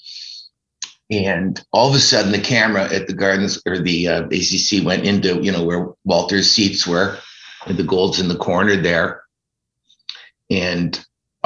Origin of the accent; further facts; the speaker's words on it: Ancaster, Ontario, Canada; I was born in Ancaster and spent my whole life playing hockey